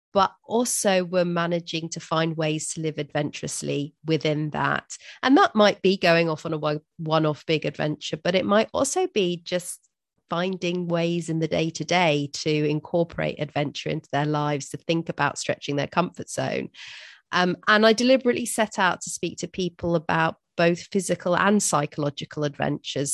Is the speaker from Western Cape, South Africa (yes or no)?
no; Durban, KwaZulu-Natal, South Africa; I'm from South Africa myself, from Durban